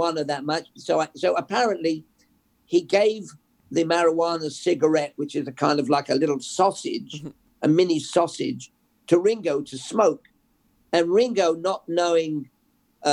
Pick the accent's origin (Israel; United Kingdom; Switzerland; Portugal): United Kingdom; England; moved away; We listened to a pirate radio growing up in England